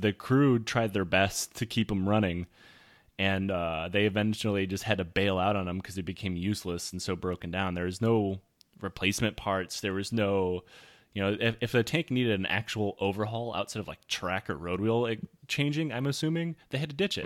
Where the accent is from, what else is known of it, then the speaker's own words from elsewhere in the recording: United States; I'm American.